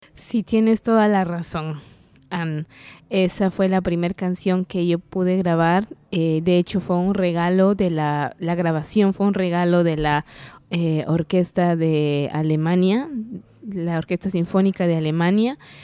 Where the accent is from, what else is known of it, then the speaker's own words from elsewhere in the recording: San Juan Comalapa, Chimaltenango, Guatemala; first language Kaqchikel; Spanish is a second language; maya cachiquel de Guatemala. vengo de un pueblo que se llama